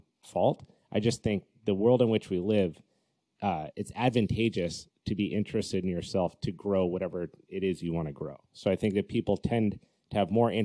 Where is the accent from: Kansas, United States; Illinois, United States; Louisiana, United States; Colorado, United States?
Colorado, United States; now in California, United States; I grew up in Colorado.